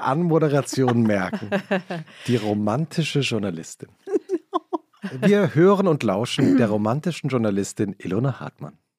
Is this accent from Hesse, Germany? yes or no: yes; Langgöns, Hesse, Germany; Ich bin ja in Langgöns aufgewachsen und Langgöns ist ein, ein, ein kleine Gemeinde in Mittelhessen